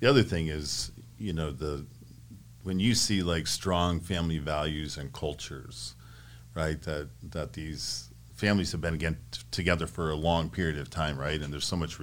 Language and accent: English; Great Lakes, United States; now in Arizona, United States; growing up on the Great Lakes, I was small, sailed on a little swordfish, sunfish, and then moved up to Hobie Cat, 17, snipes, sailed on Lake Michigan, and then came to Arizona